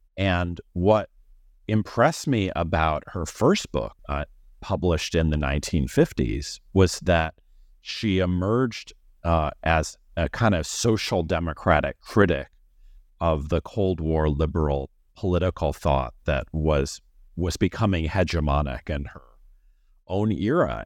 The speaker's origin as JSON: {"language": "English", "region": "Missouri", "country": "United States", "said": "I am from Missouri, and I went to college there"}